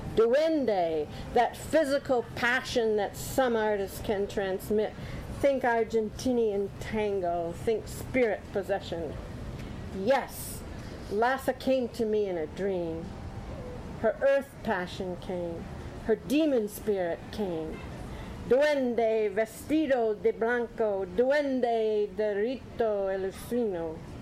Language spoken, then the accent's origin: English; Holland, Michigan, United States; I grew up in Holland, Michigan, wearing wooden shoes raised on boiled potatoes and cabbage